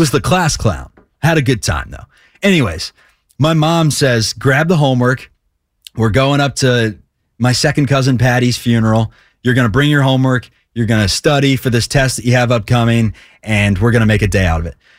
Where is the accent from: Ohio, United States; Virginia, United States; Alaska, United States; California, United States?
Ohio, United States; Cincinnati; I am from Cincy